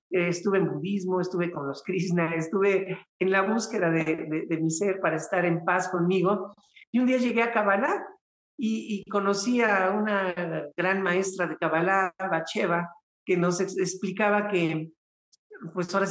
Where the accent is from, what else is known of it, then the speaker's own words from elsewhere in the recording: Venezuela; Mira, vale, pues yo soy venezolana, ¿sabes?